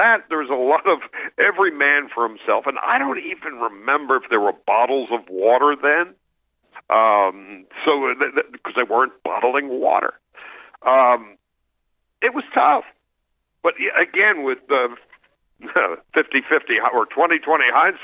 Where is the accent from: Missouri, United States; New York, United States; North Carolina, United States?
New York, United States; I grew up in New York